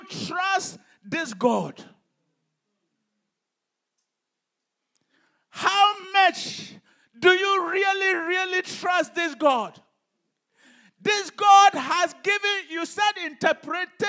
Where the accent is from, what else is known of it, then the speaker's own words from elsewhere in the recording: Ghana; when I was growing up in Ghana